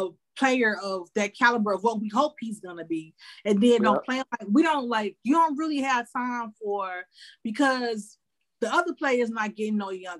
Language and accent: English; Chicago, Illinois, United States; born or raised there